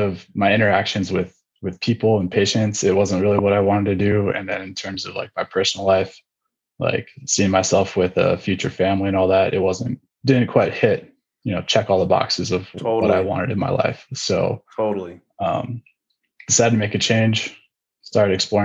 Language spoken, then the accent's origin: English; California's Bay Area, United States; I'm originally from California, more specifically California's Bay Area. If you know where Oakland, Berkeley, those kind of bigger cities are, I'm like 15, 20 minutes east of there is where I grew up